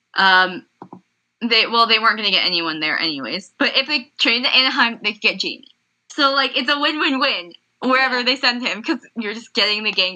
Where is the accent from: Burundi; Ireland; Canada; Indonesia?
Canada; me being Canadian